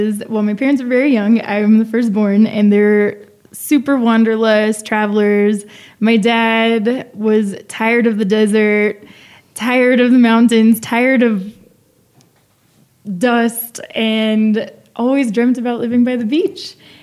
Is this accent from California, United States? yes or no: yes; San Diego, California, United States; moved away as an adult; also born or lived in El Paso, Texas / Santa Barbara, California / New York; now in Mexico City, Mexico; I was born in the border town of El Paso, Texas. My grandmother was born in Juarez. I grew up in San Diego, another ciudad frontera.